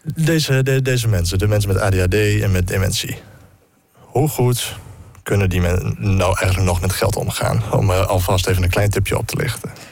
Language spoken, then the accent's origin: Dutch; Netherlands; wij Nederlanders